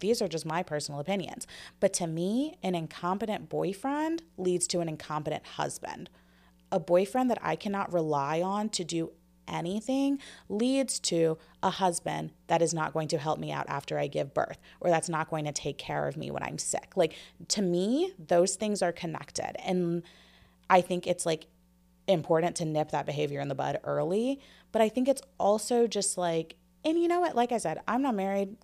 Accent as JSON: {"language": "English", "country": "United States", "said": "as an American society"}